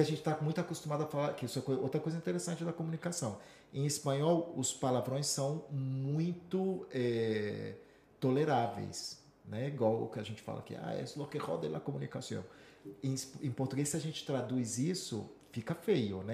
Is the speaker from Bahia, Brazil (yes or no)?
no; Vitória, Espírito Santo, Brazil; moved away as an adult; also born or lived in São Paulo / Minas Gerais; now in Madrid, Spain; eu passei minha infância dos 5 aos 18 no Espírito Santo, em Vitória